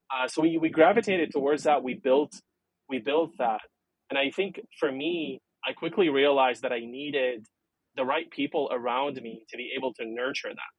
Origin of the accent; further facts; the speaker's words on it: Lebanon; first language Arabic and French; English is a second language; moved away as an adult; also born or lived in San Francisco, United States; was born and raised in Lebanon, uh, in the Middle East